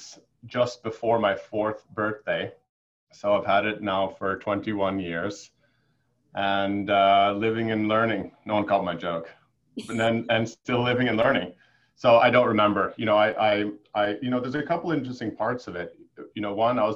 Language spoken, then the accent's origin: English; Connecticut, United States; I'm Swedish. But I grew up in Connecticut